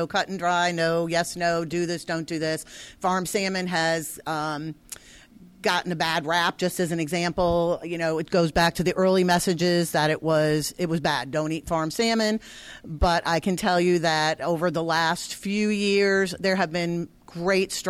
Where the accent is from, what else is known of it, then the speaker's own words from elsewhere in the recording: Connecticut, United States; So I'm from Connecticut, but all my relatives are in New Hampshire and Maine